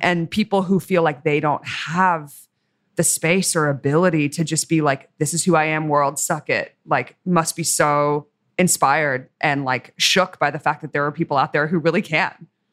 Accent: Australia; I'm Australian

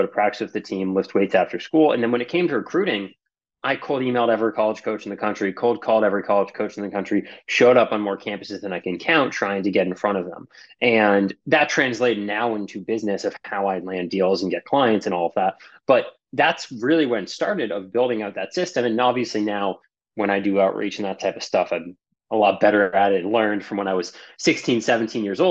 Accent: Boston, Massachusetts, United States; moved away as an adult; now in Los Angeles, United States; I live here in LA now. I'm from Boston

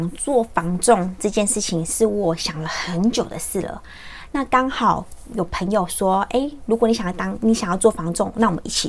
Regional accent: Xinzhuang, New Taipei, Taiwan; 我就在新庄长大

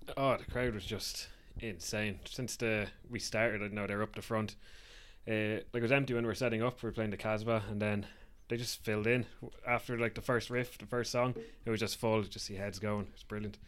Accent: Wicklow, Leinster, Ireland; moved away as an adult; now in Dublin, Ireland; we're from Wicklow, but I moved to Dublin for for work

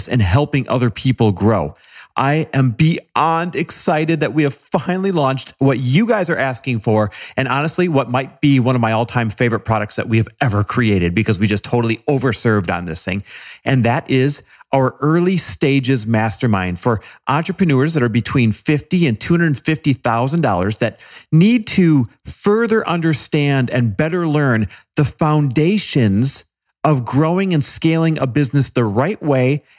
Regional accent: Wisconsin, United States; Grew up in Wisconsin

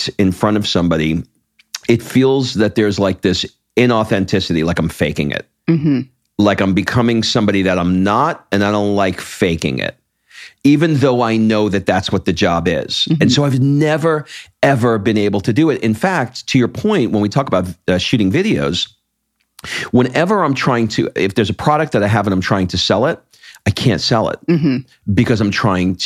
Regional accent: New York, United States; I grew up in New York

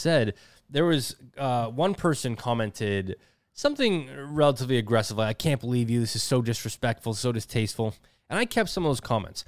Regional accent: Canada; as a Canadian TikToker

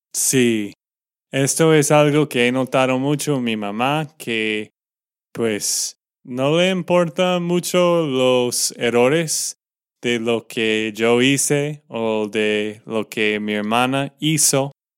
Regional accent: Texas, United States; de Texas, Estados Unidos

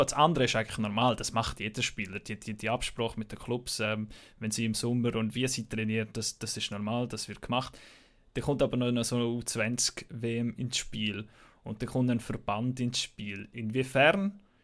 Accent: Switzerland; bei uns in der Schweiz

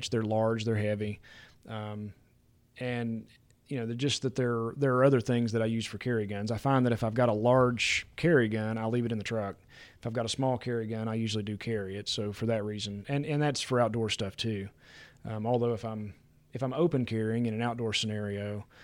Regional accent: West Virginia, United States; I got a little spoiled growing up in West Virginia because the turkey hunting was so good there.

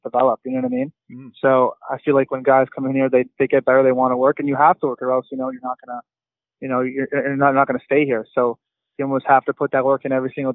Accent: Lac-Saint-Louis, Quebec, Canada; moved away; Growing up in Lac-Saint-Louis

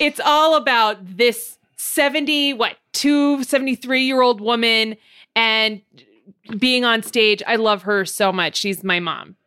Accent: Montebello, California, United States; I'm from Montebello

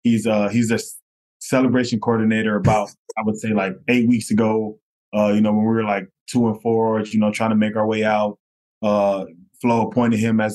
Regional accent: North Miami, Florida, United States; So I'm originally from North Miami, Florida, born and raised there. I grew up with a single mom.

